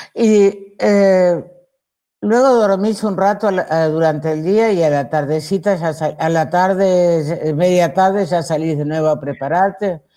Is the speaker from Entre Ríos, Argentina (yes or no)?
yes; Villaguay, Entre Ríos, Argentina; En, en Villa Guay había, en mi pueblo, en Entre Ríos, en Villa Guay